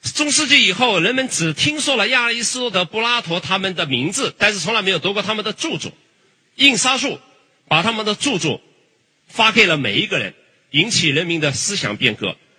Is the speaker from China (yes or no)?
yes; China; 我们中国人